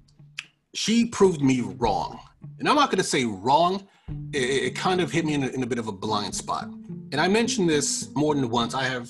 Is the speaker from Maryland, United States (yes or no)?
no; Long Island, New York, United States; where I grew up in Long Island wasn't like some perfect